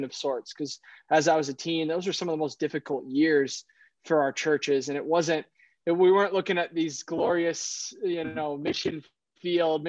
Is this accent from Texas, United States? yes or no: no; Boston, Massachusetts, United States; moved away as an adult; now in Milan, Italy; I grew up in Boston